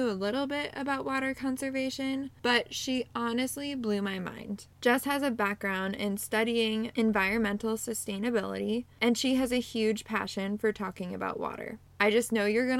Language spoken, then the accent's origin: English; Pacific Northwest, United States; moved away as an adult; now in Central Illinois, United States; I am originally from the Pacific Northwest, and I moved to Central Illinois a few years ago